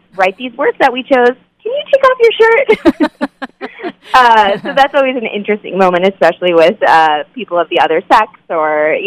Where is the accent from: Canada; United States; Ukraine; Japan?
United States; Phoenix, Arizona; I really hated growing up in Arizona